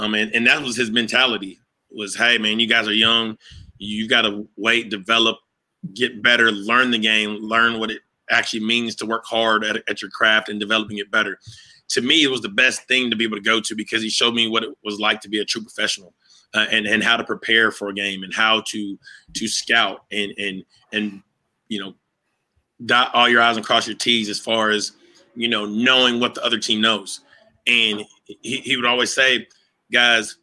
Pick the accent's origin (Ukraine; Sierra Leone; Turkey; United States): United States; Arkansas; we're both from Arkansas